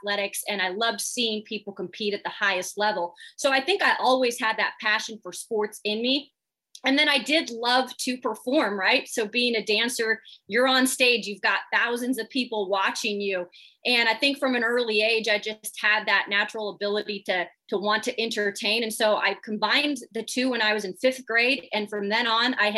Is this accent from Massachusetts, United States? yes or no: no; Spokane, Washington, United States; moved away as an adult; also born or lived in Montgomery, Alabama; I'm from Spokane, Washington, so it's the east side of Washington